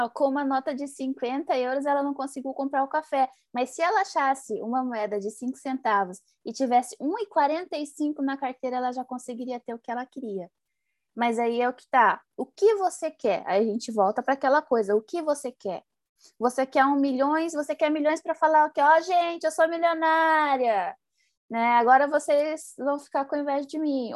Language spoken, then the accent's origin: Portuguese; Paraná, Brazil; moved away; eu sou lá do Paraná